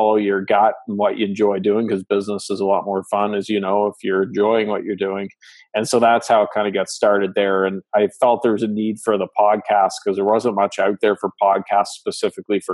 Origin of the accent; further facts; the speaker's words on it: Canada; accent: Canadian; I'm Canadian, so pardon the accent